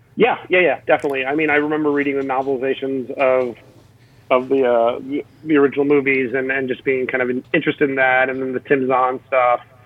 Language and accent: English; Miami, Florida, United States; my hometown of Miami